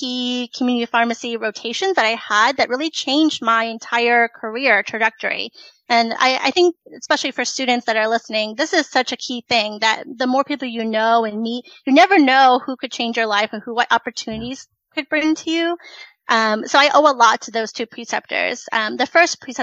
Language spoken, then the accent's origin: English; Silver Spring, Maryland, United States; also born or lived in Richmond, Virginia; I am originally from Silver Spring, Maryland